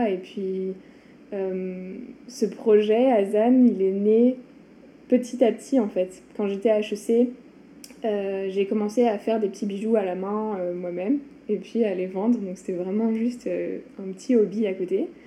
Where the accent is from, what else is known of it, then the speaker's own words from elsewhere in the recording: France; moved away as an adult; now in Montreal, Canada; je suis une Française à Montréal depuis 7 ans